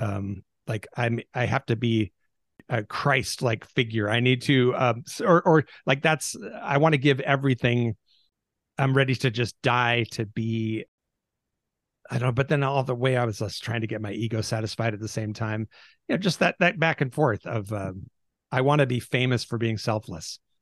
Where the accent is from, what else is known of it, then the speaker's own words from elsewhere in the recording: Seattle, Washington, United States; I grew up in the Pacific Northwest.